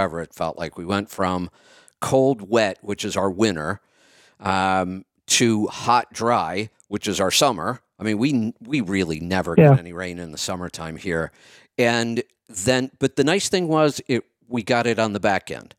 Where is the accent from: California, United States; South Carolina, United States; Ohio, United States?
Ohio, United States; Northeast; moved away; I grew up in Northeast Ohio